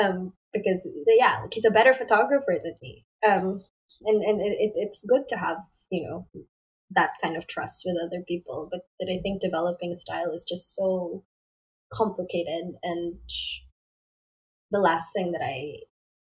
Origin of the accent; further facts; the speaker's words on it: Philippines; I was a kid from the Philippines